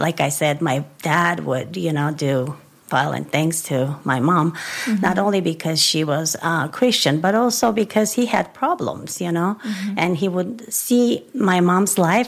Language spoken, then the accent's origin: English; Yerevan, Armenia; I was born in a family where, in Armenia, first of all, Yerevan, that was the capital city, is still the capital city of Armenia